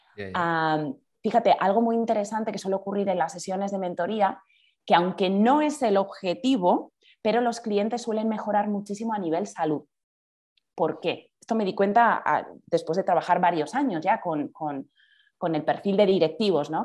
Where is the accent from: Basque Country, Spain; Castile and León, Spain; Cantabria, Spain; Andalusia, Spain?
Basque Country, Spain; Bergara; now in Madrid, Spain; soy de, de Vergara, soy del País Vasco